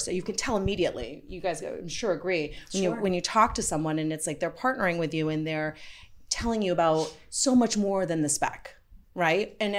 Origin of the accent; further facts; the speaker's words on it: Vermont, United States; I grew up in Vermont